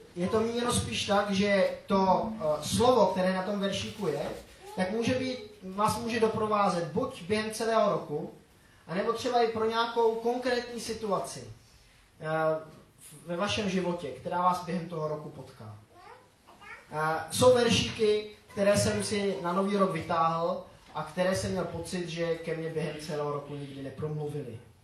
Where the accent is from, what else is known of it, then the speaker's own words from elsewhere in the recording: Grindelwald, Bern, Switzerland; first language Czech; moved away; Já jsem nevyrůstal pod Matterhornem, ale pod Eigrem. To je, eh, taková ta- jedna taky známá hora ve Švýcarsku. A, eh, tak v té naší vesnici, v Grindelwaldu